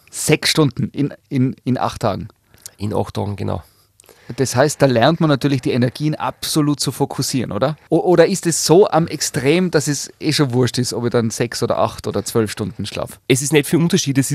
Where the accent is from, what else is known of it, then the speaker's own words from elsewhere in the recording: Graz, Styria, Austria; Ich komme aus Graz, da gibt es den Schlossberg.